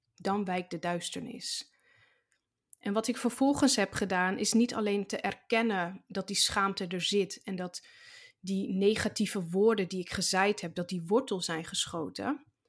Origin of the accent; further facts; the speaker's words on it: Zaanstreek, North Holland, Netherlands; ik zit in groep 5 van de basisschool bij juf Marjan in de klas in de Zaanstreek, waar ik geboren ben